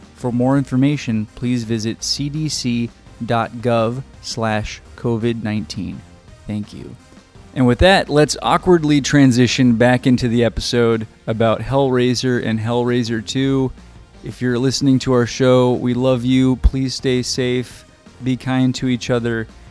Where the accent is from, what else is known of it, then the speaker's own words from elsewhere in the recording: Arizona, United States; we're from Arizona